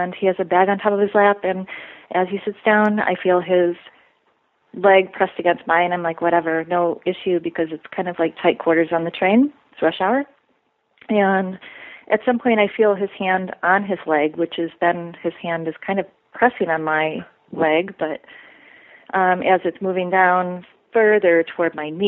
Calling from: Midwest, United States; I'm calling from the Midwest

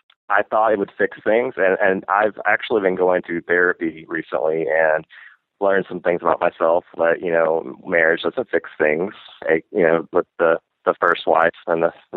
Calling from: the South, United States; I'm calling from the South. I'm a gay male.

